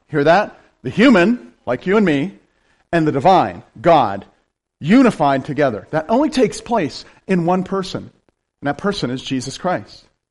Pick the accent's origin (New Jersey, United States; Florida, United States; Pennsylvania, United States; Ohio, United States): Pennsylvania, United States; Appalachia, rural central; I'm from rural Pennsylvania, right? Here's something else I wear like a badge. I'm from Appalachia